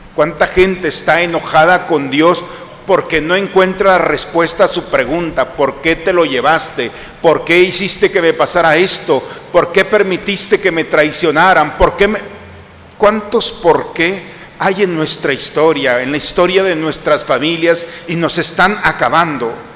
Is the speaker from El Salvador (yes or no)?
no; Mexico; nosotros como occidentales y como mexicanos